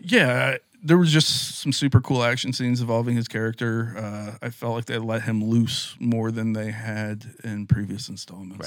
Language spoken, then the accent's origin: English; West Lafayette, Indiana, United States; growing up in West Lafayette, Indiana